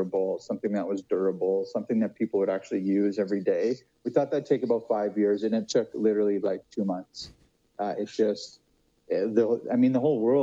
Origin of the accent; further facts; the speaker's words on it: Saskatchewan, Canada; also born or lived in Toronto; I'm from Saskatchewan